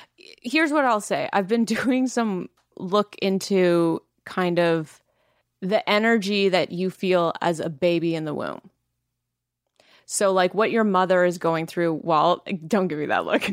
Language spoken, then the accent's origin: English; Langley, British Columbia, Canada; I am from Langley